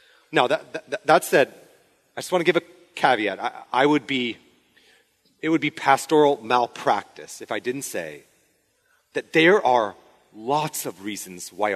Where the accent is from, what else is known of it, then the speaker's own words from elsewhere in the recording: Spokane, Washington, United States; moved away; a church where I grew up in Spokane